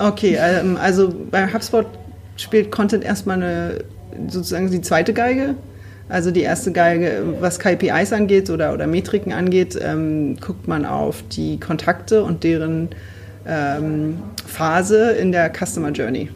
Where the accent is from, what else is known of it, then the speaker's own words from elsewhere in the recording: Berlin, Germany; Ich bin Berlinerin